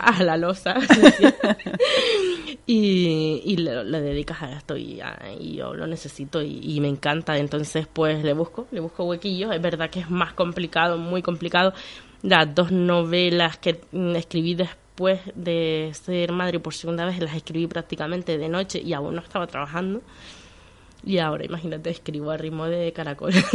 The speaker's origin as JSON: {"language": "Spanish", "region": "Canary Islands", "country": "Spain", "tie": "born or raised there", "also_born_or_lived": "Venezuela", "said": "Yo soy más canaria que el gofio"}